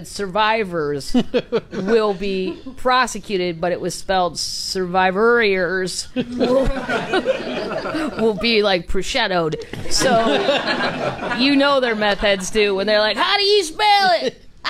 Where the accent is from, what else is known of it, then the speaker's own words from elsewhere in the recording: the Ozarks, United States; because I grew up to it in the Ozarks, sort of half and half, so I get, I'm part of those people.